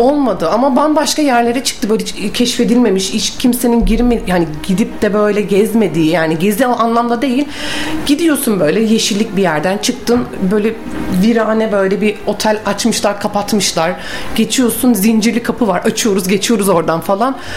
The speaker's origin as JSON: {"language": "Turkish", "region": "Bursa", "country": "Turkey", "also_born_or_lived": "Mudanya", "said": "Bursalıyım. Mudanya'da ikametgah ediyoruz."}